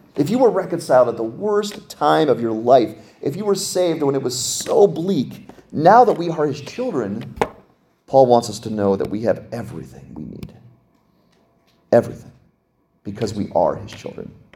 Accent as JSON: {"language": "English", "region": "Pennsylvania", "country": "United States", "said": "I'm from Pennsylvania"}